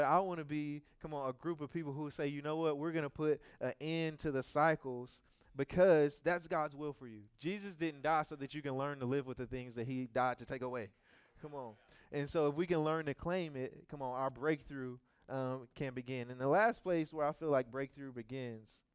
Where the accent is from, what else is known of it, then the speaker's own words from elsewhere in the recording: Louisiana, United States; I'm from Louisiana.